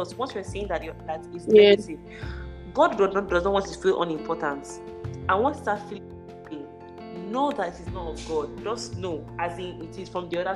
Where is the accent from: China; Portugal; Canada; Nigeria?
Nigeria; Port Harcourt, Rivers State; I'm from Port Harcourt